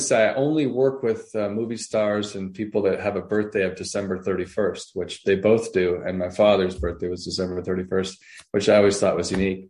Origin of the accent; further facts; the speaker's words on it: Canada; moved away; I'm actually from Canada originally